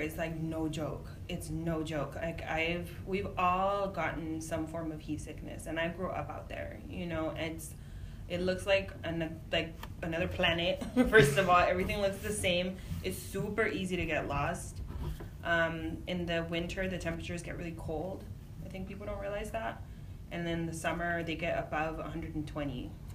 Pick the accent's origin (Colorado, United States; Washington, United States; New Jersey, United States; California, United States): California, United States; Imperial Valley; I was raised on the border. I was raised in Imperial Valley